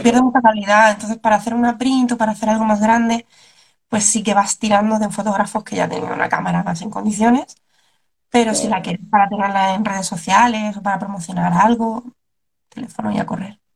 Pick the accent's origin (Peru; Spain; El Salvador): Spain; Cartagena, Region of Murcia; moved away; yo empecé en Cartagena, que es de donde yo soy, donde yo era, me mudé, ya no vivo en Cartagena